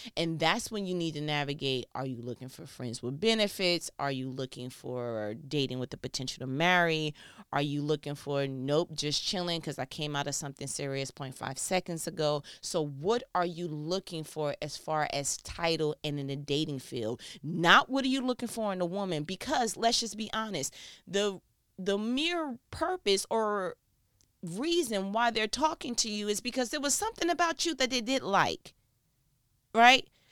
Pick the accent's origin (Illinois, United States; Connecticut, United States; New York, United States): New York, United States; I'm from New York